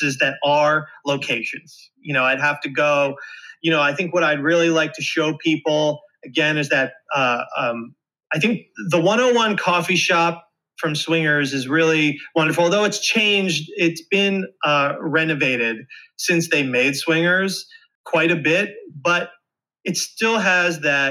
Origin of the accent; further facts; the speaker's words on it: Philadelphia, Pennsylvania, United States; I'm from the Philly area.